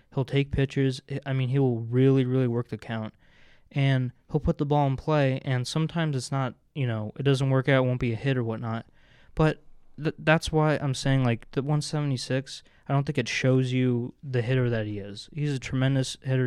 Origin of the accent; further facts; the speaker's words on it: New Jersey, United States; moved away as an adult; I grew up in New Jersey